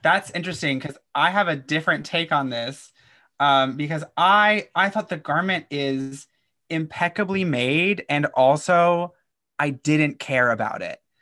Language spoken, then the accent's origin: English; Kentucky, United States; I'm from Kentucky